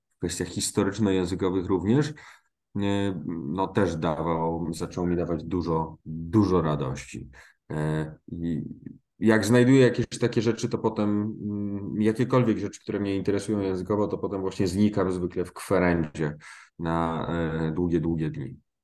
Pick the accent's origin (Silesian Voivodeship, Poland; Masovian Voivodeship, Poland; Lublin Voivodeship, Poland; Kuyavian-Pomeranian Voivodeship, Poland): Silesian Voivodeship, Poland; jestem ze Śląska